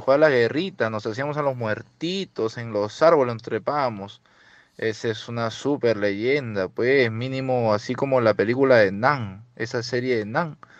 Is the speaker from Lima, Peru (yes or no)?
yes; Lima, Peru; Yo soy de Chorrillos, Villamarina